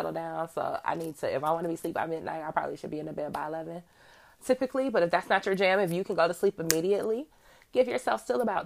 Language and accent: English; Midwest, United States; I'm from the Midwest.